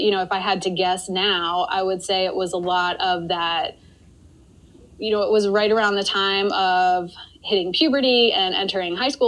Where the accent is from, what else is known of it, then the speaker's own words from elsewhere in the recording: Maryland, United States; also born or lived in Washington, D.C.; I grew up in Maryland and I went to school in Maryland